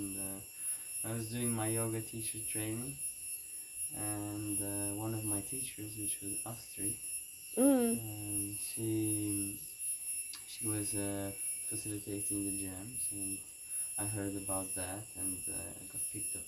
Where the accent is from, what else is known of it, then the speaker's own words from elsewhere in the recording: Azores, Portugal; moved away; I come from Portugal and the Azores Islands.